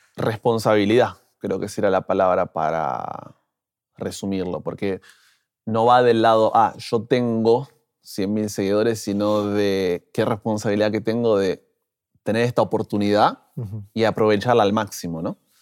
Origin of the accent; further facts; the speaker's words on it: Buenos Aires, Argentina; moved away as an adult; now in Brazil; Soy nacido en Argentina, Buenos Aires, ¿no es cierto? Allí de la capital.